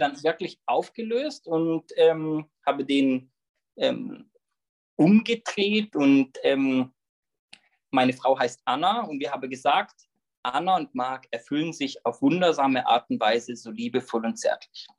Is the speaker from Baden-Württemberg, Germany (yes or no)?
yes; Löffingen, Baden-Württemberg, Germany; Genauer gesagt komme ich aus Löffingen, bin dort ähm, aufgewachsen, lebe dort immer noch